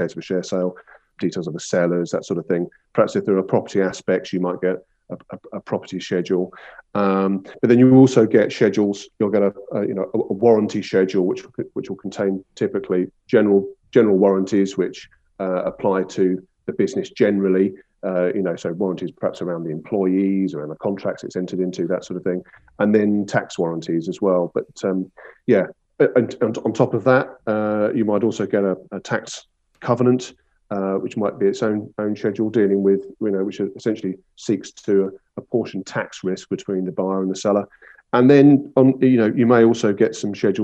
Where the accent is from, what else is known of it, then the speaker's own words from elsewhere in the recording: Brighton and Hove, South East England, United Kingdom; I'm a sort of a local lad, born and bred in Brighton and Hove.